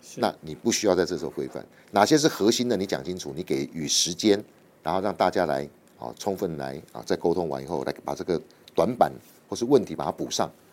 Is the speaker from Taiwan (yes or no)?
yes; Taiwan; 我们台湾人